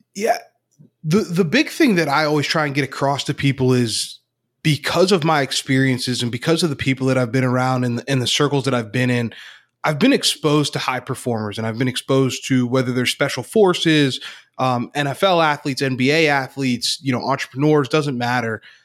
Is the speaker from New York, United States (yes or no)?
no; Northeast Pennsylvania, United States; now in Central Pennsylvania, United States; Grew up in Northeast P A, but I'm, I'm living in central Pennsylvania now